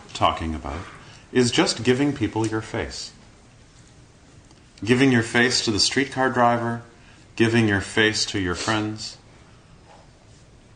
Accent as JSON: {"language": "English", "town": "Toronto", "region": "Ontario", "country": "Canada", "tie": "born or raised there", "said": "spent the rest of my time growing up in Kensington Market"}